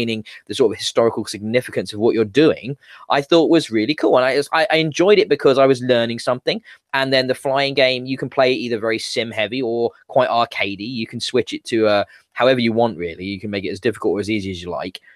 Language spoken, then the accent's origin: English; United Kingdom; what young man growing up in Britain isn't taught all about World War II at some point in school